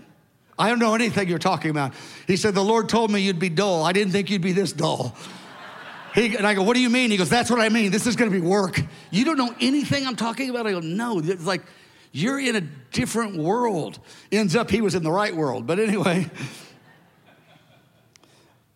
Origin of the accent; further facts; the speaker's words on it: Kansas City, Missouri, United States; I grew up in Kansas City and I knew there was a Truman High School